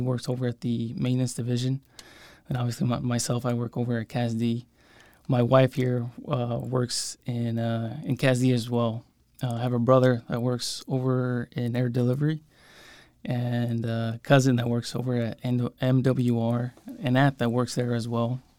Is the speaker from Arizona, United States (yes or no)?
yes; San Luis, Arizona, United States; I came back, uh, to, to my hometown and started working here.